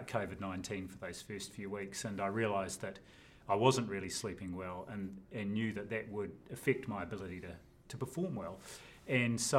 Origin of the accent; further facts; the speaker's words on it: Tawa, Wellington, New Zealand; also born or lived in Napier, Hawke's Bay / Auckland; First 6 years of my life in Marae Nui, Napier. Then shifted to Tawa